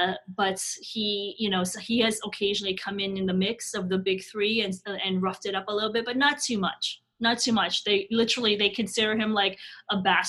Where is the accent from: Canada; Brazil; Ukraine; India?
Canada; like I said, we are a Canadian audience, and sure, the national sport, the national obsession is hockey.